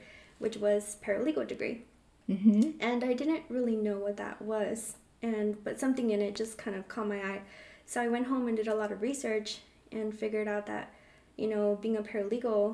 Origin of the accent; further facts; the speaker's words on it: California, United States; I was born in California